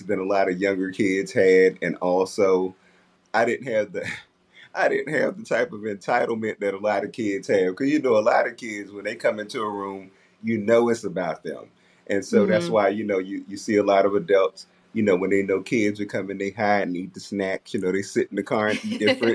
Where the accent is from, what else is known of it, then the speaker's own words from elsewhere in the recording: Washington, District of Columbia, United States; I'm originally from Southeast D.C. Yeah, Southeast D.C., and I grew up in Northeast D.C.